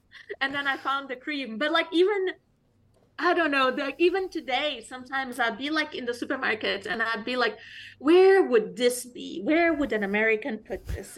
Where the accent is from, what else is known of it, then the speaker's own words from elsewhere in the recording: Mozambique; moved away as an adult; now in United States; I'm not from South Africa, the country. I'm from Mozambique